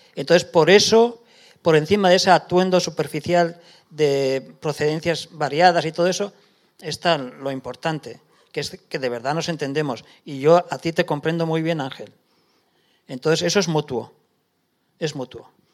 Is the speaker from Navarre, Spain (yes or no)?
yes; Lesaka, Navarre, Spain; moved away as an adult; now in Paris, France; de mi pueblo, de Lesaca